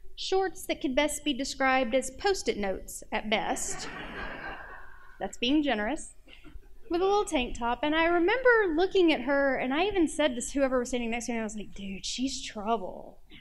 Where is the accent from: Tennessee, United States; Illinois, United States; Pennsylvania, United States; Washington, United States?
Tennessee, United States; Nashville; I'm from Nashville